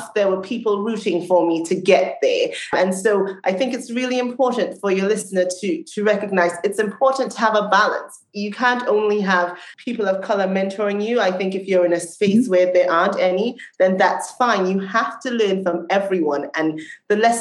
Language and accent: English; Trinidad & Tobago; moved away; I grew up in Trinidad in the Caribbean.